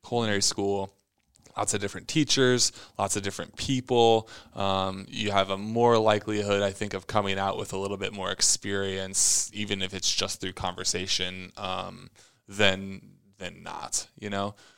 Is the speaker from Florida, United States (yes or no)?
no; Omaha, Nebraska, United States; moved away as an adult; I was the kid from Omaha